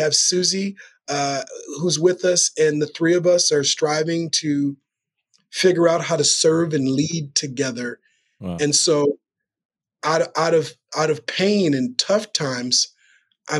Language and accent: English; Minneapolis, Minnesota, United States; the block I grew up on in Minneapolis